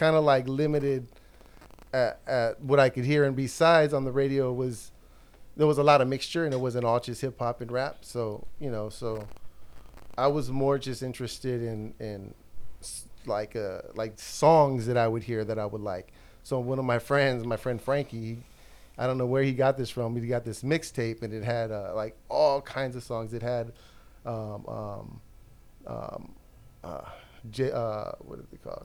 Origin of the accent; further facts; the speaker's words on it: Los Angeles, California, United States; also born or lived in East LA / El Monte / Whittier / San Gabriel; grew up kind of, I mean, LA County based